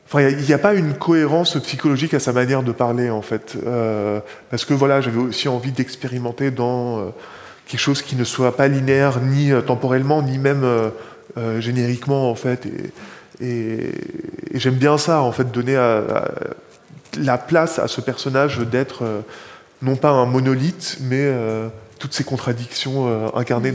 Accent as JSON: {"language": "French", "town": "Bethlehem", "region": "West Bank", "country": "Palestine", "said": "chez moi à Bethléem"}